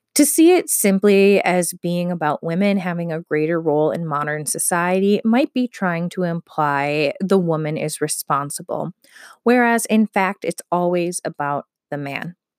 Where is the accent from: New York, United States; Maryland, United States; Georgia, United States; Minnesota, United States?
Minnesota, United States